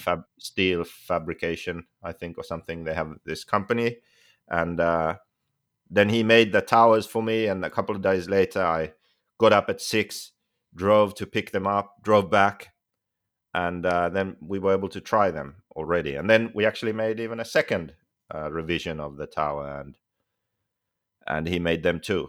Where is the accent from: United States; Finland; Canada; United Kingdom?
Finland; moved away; I'm from Finland